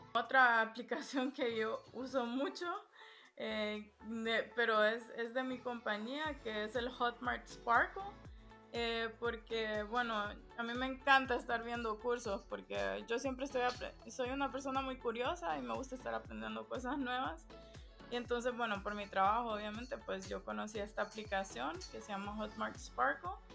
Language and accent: Spanish; Honduras; also born or lived in Germany / Spain; now in Amsterdam, Netherlands; preguntan que de dónde yo soy por el acento. Y entonces yo les digo, no, soy, soy de Honduras